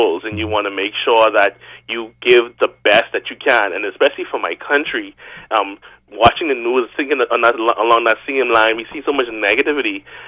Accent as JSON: {"language": "English", "country": "Bahamas", "said": "for the Bahamian nature, we just know that when we get there, we like to show off"}